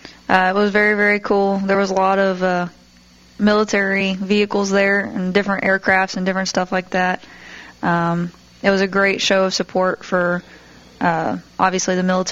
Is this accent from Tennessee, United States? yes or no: yes; Smyrna, Tennessee, United States; I was born and raised in Smyrna